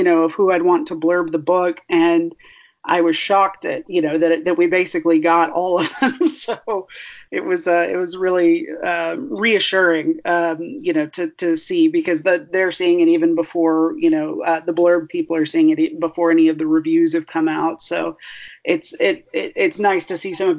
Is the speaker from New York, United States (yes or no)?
no; Arlington, Texas, United States; moved away as an adult; also born or lived in Iowa; now in Alabama, United States; I grew up in Arlington, Texas.